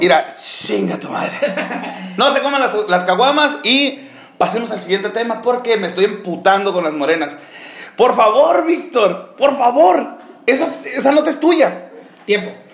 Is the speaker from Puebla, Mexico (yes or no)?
no; Los Mochis, Sinaloa, Mexico; yo soy de Sinaloa de Mochis